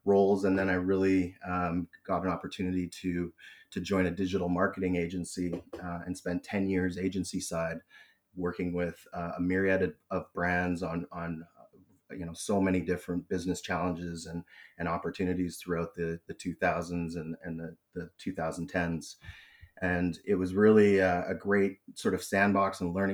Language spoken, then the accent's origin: English; British Columbia, Canada; also born or lived in Toronto, Ontario; I was born in Toronto, but I've been currently now situated in Vancouver, BC, and I've been in British Columbia most of my life